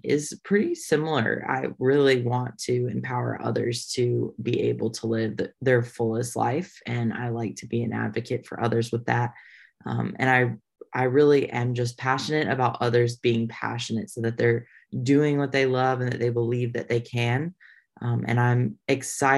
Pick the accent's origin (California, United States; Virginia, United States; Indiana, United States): Indiana, United States; also born or lived in Texas / Nashville, Tennessee; now in North Carolina, United States; I am from Indiana. And moved to Texas, and now I'm also in North Carolina.